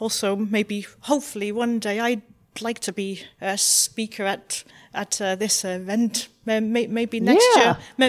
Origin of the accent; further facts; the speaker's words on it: Newport, Wales, United Kingdom; I'm local here from Newport and from Cardiff City Council.